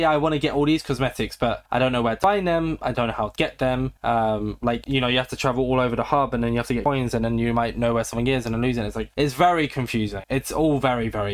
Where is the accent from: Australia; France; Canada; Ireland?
Australia